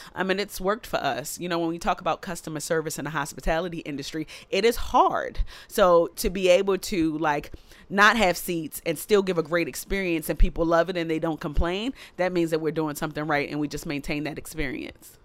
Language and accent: English; Baltimore, Maryland, United States; I am a girl from East Baltimore who comes from humble beginnings with Caribbean